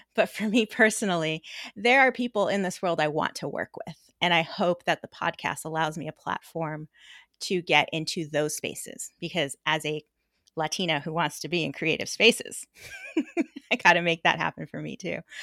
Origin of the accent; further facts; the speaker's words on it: Los Angeles, California, United States; We grew up in a tiny little suburb in Los Angeles